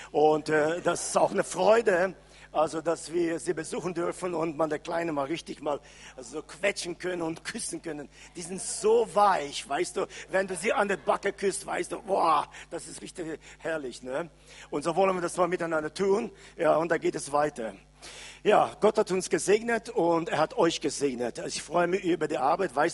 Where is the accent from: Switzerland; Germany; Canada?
Canada; German is a second language; Äh, wir kommen aus Kanada und äh, ich bin jetzt schon ungefähr sechseinhalb Wochen unterwegs.